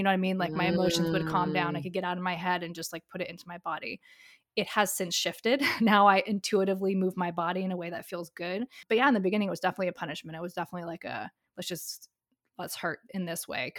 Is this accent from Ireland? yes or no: no; Dubai, United Arab Emirates; also born or lived in Europe; So yeah, and I grew up overseas. So I grew up in Dubai. I was there for 13 years. I lived a few places in Europe